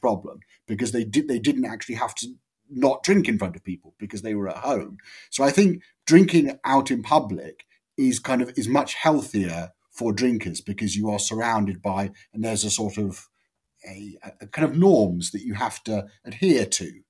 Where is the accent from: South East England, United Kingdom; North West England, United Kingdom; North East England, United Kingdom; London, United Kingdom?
South East England, United Kingdom; Amersham; I'm from Amersham